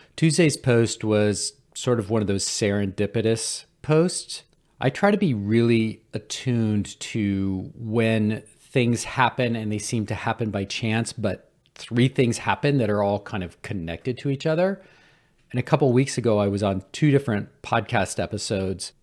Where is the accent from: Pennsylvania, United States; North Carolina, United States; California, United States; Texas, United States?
North Carolina, United States; Cullowhee; Western Carolina University in my hometown of Culwee, North Carolina